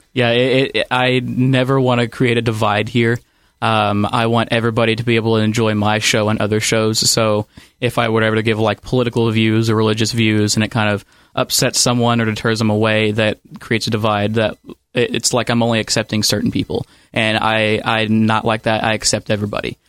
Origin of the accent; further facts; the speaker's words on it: Ohio County, Kentucky, United States; I grew up in Ohio County, Kentucky, so it's about a county over